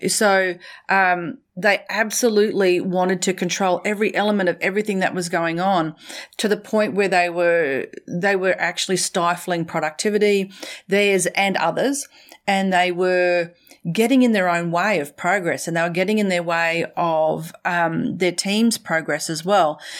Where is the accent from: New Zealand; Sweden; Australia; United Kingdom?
Australia; accent: Australian; also born or lived in Brisbane, Australia / central Queensland, Australia / Middle East; I'm a little more Australian